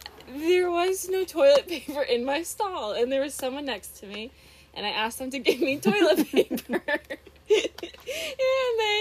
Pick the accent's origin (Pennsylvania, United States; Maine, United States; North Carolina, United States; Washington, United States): Maine, United States; Winslow; I'm not from up north here.